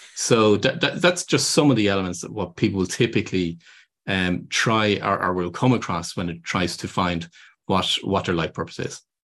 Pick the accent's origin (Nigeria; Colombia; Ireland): Ireland; moved away; I'm originally from Ireland